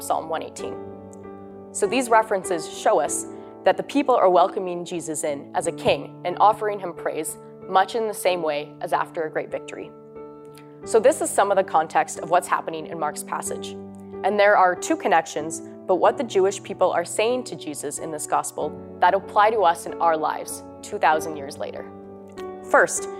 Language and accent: English; St. Albert, Alberta, Canada; I'm from St. Albert, Alberta, and I'm a third-year student at St. Therese